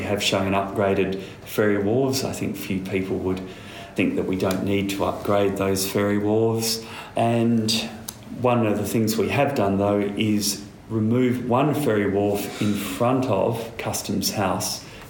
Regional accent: Perth, Western Australia, Australia; moved away; I grew up in Perth

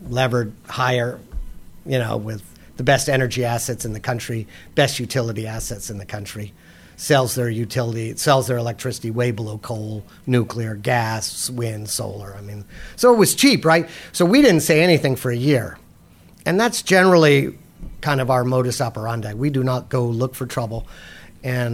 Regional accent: United States; as an American

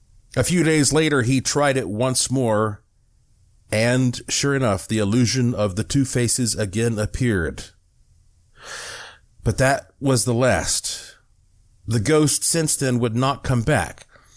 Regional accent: Western North Carolina, United States; I grew up in Western North Carolina

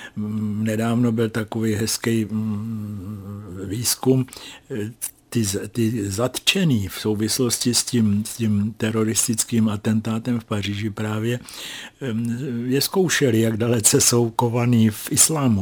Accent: Czechia; jsem z Česka.

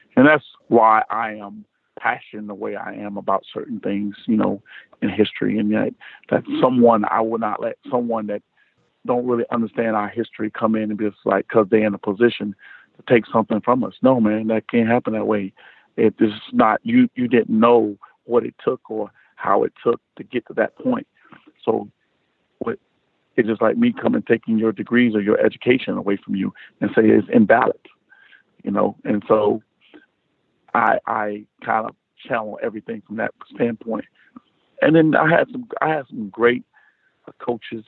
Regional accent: South Florida, United States; I'm from South Florida.

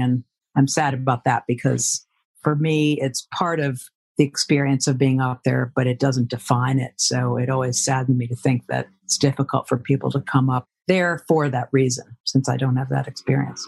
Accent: Providence, Rhode Island, United States; I grew up in Rhode Island in Providence.

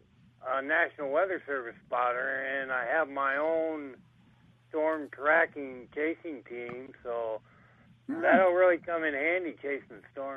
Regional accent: Illinois, United States; I'm from Kelowna, Illinois, up near the Quad Cities.

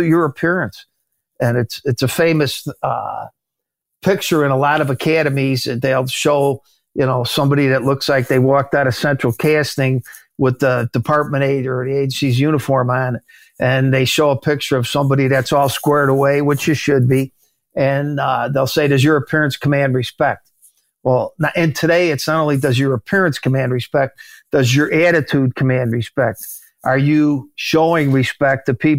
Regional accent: Chicago, Illinois, United States; in my neighborhood where I grew up in Chicago

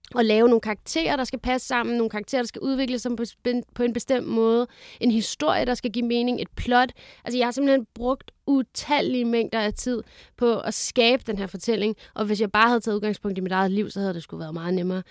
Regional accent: Lyngby, Capital Region of Denmark, Denmark; also born or lived in Fredericia; jeg er vokset op i Lyngby

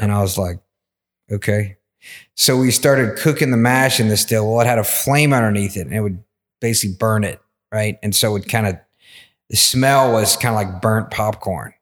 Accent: Versailles, Kentucky, United States; also born or lived in Atlanta; I grew up in Versailles in Woodford County

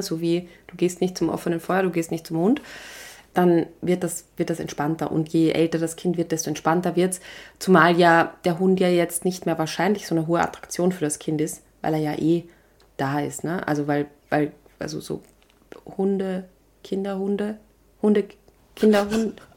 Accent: Vienna, Austria; ein Leo, heißt das bei uns in Wien

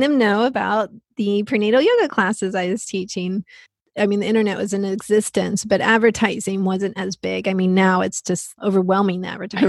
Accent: Texas, United States; that is my home state. That's where I grew up

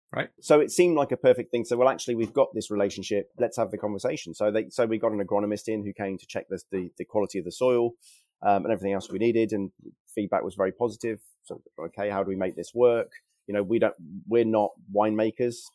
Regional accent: Worcester, West Midlands, United Kingdom; I'm from Worcester originally

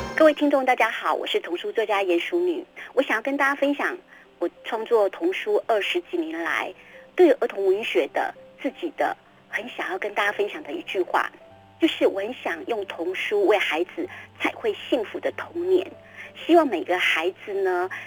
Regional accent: Tainan, Taiwan; 我住在嗯。山上，啊，我住在嗯。台南南溪的山上哦。。对，然后我从小在山里面长大

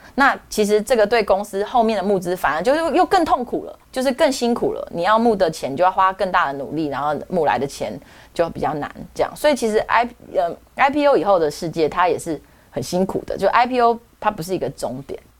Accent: Taiwan; 从我是台湾人角度，我觉得很棒啊

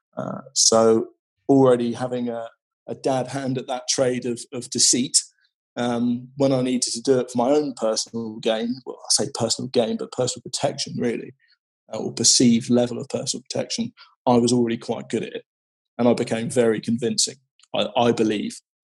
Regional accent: West Country, South West England, United Kingdom; I grew up in the West Country in a, in a sort of small, small, small fishing town

